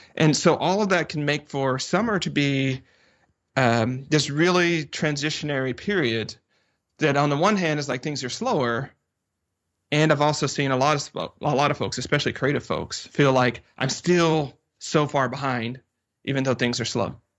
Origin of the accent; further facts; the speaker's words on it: the South, United States; I'm from the South